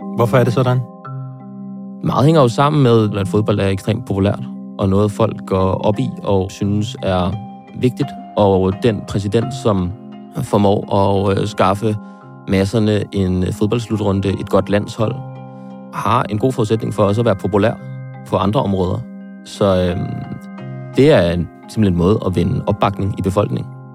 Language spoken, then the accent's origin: Danish; Frederiksberg, Capital Region of Denmark, Denmark; hjemme på Frederiksberg